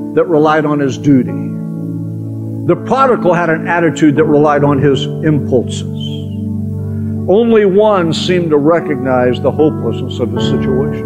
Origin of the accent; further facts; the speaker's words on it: Oklahoma, United States; growing up in Oklahoma.